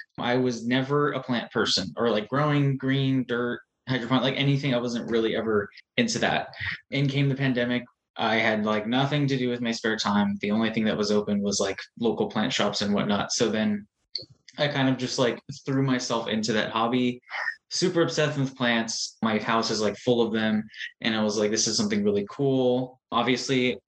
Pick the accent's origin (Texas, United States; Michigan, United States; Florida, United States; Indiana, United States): Texas, United States; San Antonio; Born and raised in San Antonio, I graduated from UTSA